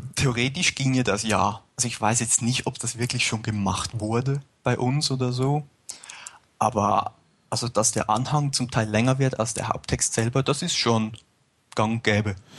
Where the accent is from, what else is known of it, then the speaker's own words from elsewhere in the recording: near Zurich, Switzerland; moved away as an adult; now in St. Gallen, Switzerland; ich komme ursprünglich aus der Nähe von Zürich